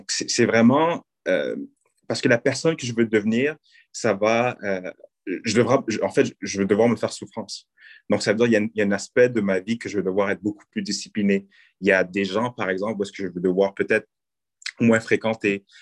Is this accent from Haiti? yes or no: yes; Haiti; nous, je pense, en tant que, euh, en tant que, en tant que Noirs, en tant que haïtien, en tant que personnes de la diversité, nous avons le pouvoir de changer beaucoup de choses